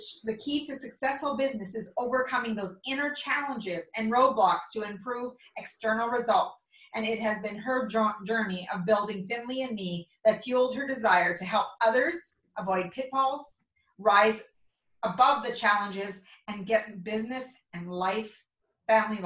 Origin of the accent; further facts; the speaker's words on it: Mundare, Alberta, Canada; my hometown of Mundare, Alberta